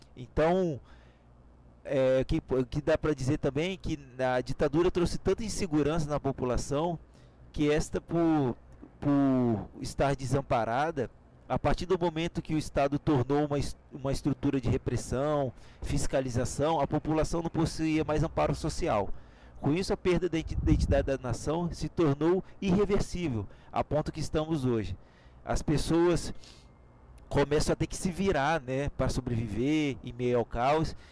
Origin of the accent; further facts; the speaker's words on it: Brazil; nós somos brasileiros